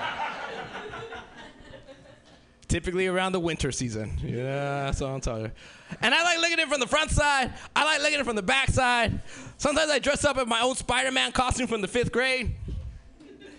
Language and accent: English; Los Angeles, California, United States; I'm originally from South Central L.A.